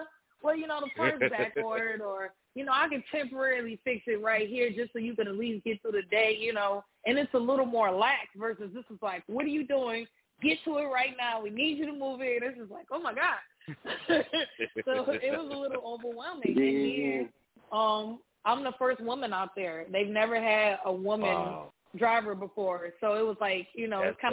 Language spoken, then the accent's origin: English; Detroit, Michigan, United States; now in New Orleans, United States; I'm originally from Detroit